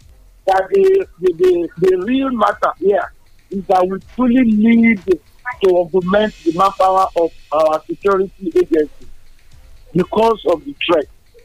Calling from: Abuja, Federal Capital Territory, Nigeria; I'm calling from Abuja.

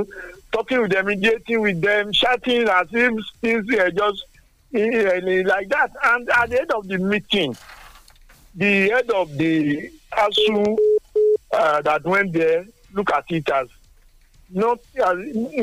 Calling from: Nigeria; I'm calling from Songo.

